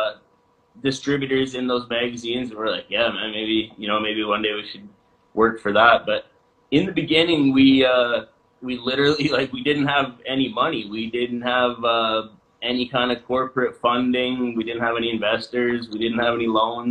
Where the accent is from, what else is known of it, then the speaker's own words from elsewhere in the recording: Vernon, British Columbia, Canada; a store in Vernon where we're from